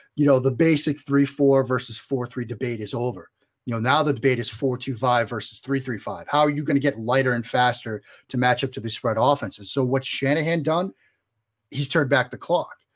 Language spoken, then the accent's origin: English; Boston, Massachusetts, United States; if my accent doesn't give it away, I'm originally from the Boston area